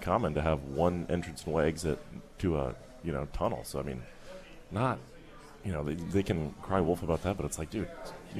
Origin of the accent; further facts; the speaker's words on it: Albuquerque, New Mexico, United States; moved away as an adult; now in Pittsburgh, United States; But back home, I mean, I'm from Albuquerque, New Mexico.